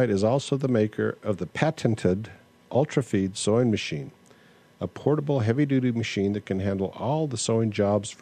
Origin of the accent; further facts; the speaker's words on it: United States; I'm American and I'm monolinguistic